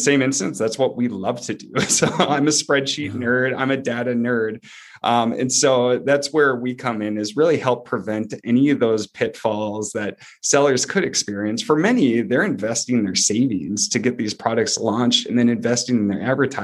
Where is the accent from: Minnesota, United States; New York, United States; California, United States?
Minnesota, United States; Duluth; moved away as an adult; also born or lived in Wichita, Kansas; We grew up in Duluth, Minnesota, Northern Minnesota